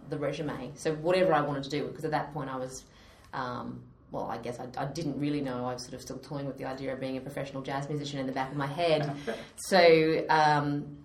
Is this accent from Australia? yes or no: yes; Australia; accent: Australian; moved away as an adult; now in London, United Kingdom; So I am an Aussie Brit now, but I have not managed to lose my accent after sort of 10 years here.